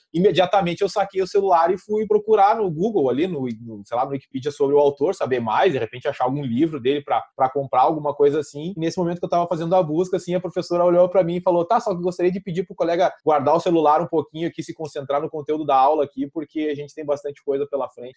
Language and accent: Portuguese; Vacaria, Rio Grande do Sul, Brazil; moved away as an adult; also born or lived in Curitiba; eu sou gaúcho, sou do interior do estado do Rio Grande do Sul